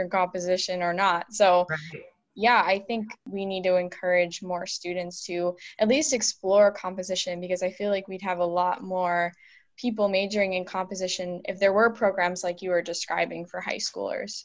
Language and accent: English; Buffalo, New York, United States; I'm from the Buffalo area